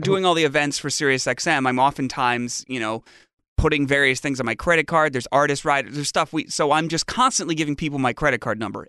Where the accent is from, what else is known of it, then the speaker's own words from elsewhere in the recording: Fairfield, Connecticut, United States; my hometown now, Fairfield, Connecticut